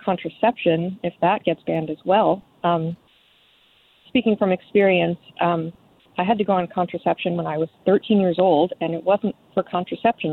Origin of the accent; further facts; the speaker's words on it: Baltimore County, Maryland, United States; I'm from Baltimore, but not the city. I'm from an area that's very country and very farm